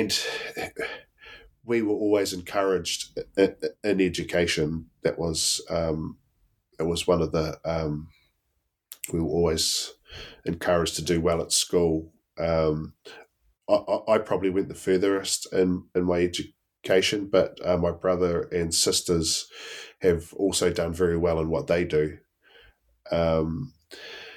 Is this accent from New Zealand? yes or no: yes; Blenheim, Marlborough, New Zealand; I born and bred in Blenheim